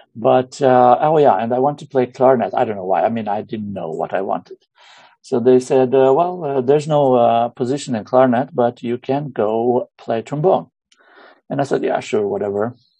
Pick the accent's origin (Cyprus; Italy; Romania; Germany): Romania; moved away as an adult; now in Hammerfest, Norway; Originally, I'm from Romania. I moved to Norway when I was about 21, 22 yeah, since then I've I've lived here.